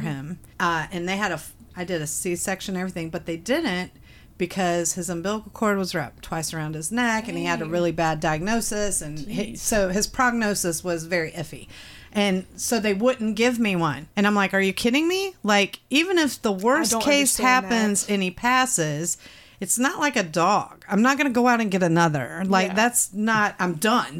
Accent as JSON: {"language": "English", "country": "United States", "said": "as an American woman"}